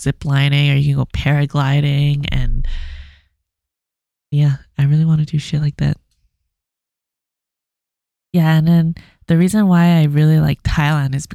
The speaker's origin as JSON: {"language": "English", "country": "Canada"}